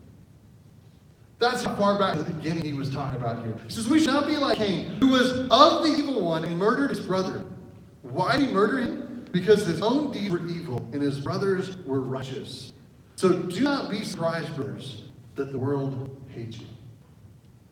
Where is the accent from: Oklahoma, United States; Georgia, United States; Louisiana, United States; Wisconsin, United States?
Oklahoma, United States; now in Arizona, United States; I'm from Oklahoma. We do have horses there